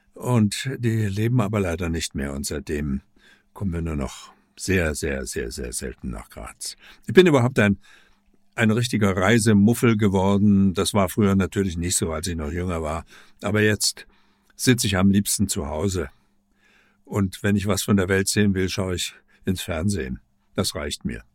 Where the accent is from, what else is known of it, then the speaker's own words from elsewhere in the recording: Leipzig, Saxony, Germany; ich stamme ja aus Leipzig, aus der DDR